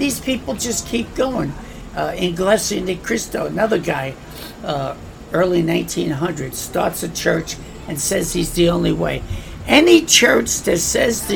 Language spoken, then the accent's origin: English; New York, United States; I come from New York, I understand New York